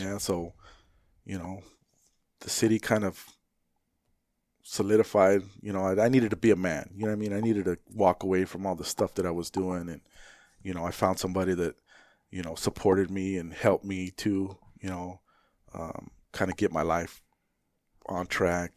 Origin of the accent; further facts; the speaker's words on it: Phoenix, Arizona, United States; where I grew up in Maryvale, I grew up, you know, I graduated in ninety-four